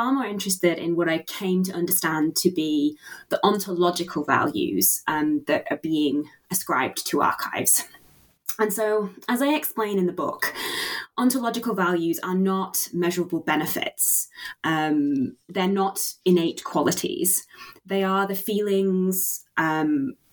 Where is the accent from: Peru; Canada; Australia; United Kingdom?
United Kingdom; Yorkshire and the Humber; when I was growing up in Yorkshire